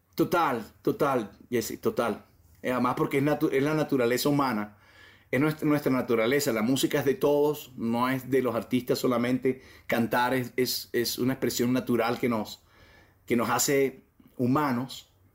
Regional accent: Colombia

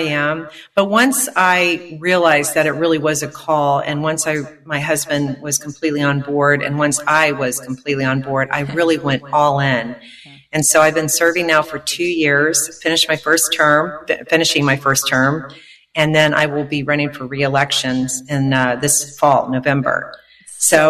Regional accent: Jacksonville, Florida, United States; moved away as an adult; also born or lived in Charlottesville, Virginia; now in Virginia Beach, United States; I'm from Florida, Jacksonville, Florida

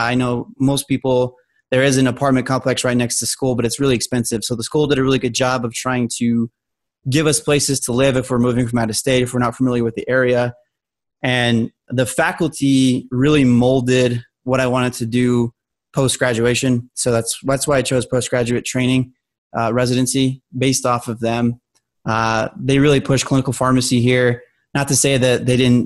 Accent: Albuquerque, New Mexico, United States; moved away as an adult; also born or lived in Colorado; I'm originally from Albuquerque, New Mexico

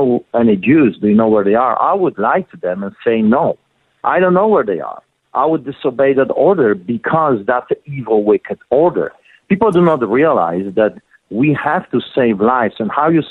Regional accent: Poland; now in Calgary, Canada; in 1981, growing up in Poland, I witnessed the solidarity movement

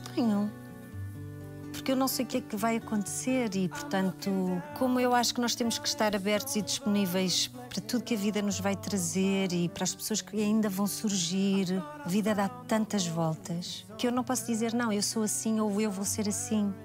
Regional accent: Portugal; moved away; also born or lived in Braga; Eu nasci em Braga, mas eu vivi em Tiamonte, que é uma aldeia ao lado de Valcambra, uma aldeia muito pequenina, no campo.

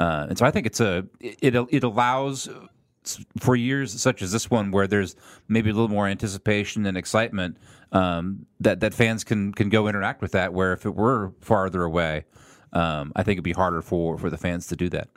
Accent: Minnesota, United States; now in Kansas City, United States; I'm from Minnesota

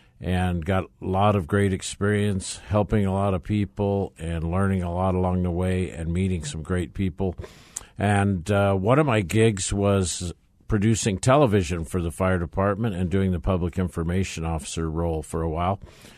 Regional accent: Arizona, United States; also born or lived in California; So I was born in California and moved to Arizona as a child, just like a lot of other people probably that live in Arizona, and went to school here, hit all the grade schools, the high school, three or four colleges.

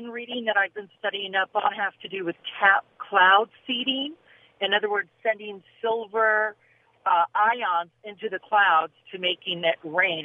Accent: California, United States; I was born and raised in California

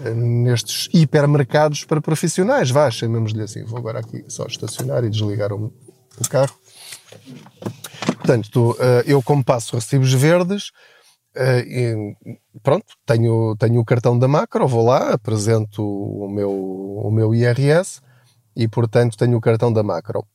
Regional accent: Portugal; a nossa mentalidade enquanto portugueses

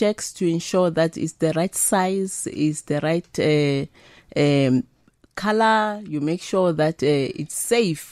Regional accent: Winterveld, Gauteng, South Africa; I was born and bred in Winterveld, It's a rural village

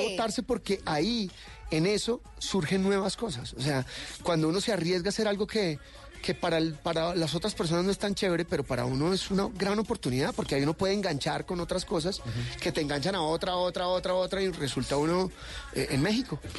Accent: Barranquilla, Atlántico, Colombia; Nací en Barranquilla Atlántico, aunque no parezca.

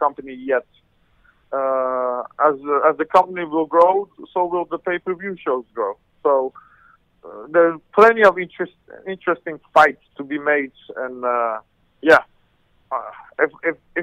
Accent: Netherlands; also born or lived in Iran; I'm from Holland. I was born in Iran, Armenian parents

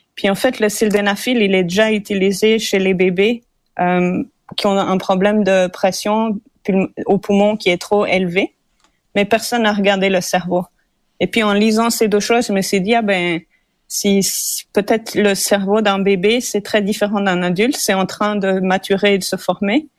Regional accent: Switzerland; now in Montreal, Canada; je suis suisse d'origine

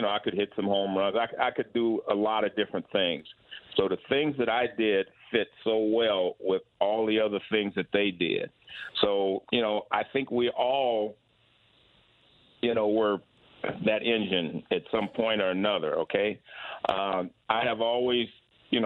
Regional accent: Bay Area, California, United States; I grew up here in the Bay Area

